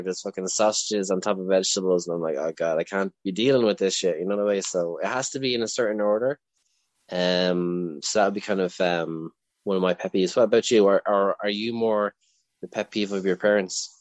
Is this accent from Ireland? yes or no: yes; Leinster, Ireland; I'm from Leinster